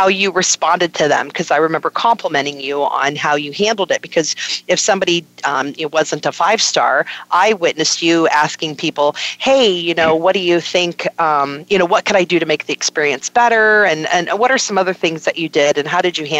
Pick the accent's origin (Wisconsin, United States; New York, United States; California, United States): New York, United States; born there; Born in New York. I was born in New York.